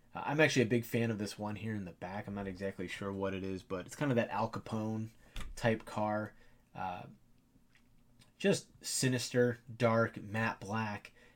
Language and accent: English; Ohio, United States; I'm from Ohio